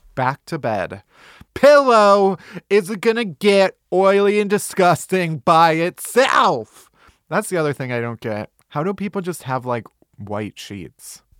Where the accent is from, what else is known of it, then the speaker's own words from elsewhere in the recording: outside of Chicago, Illinois, United States; I am from outside of Chicago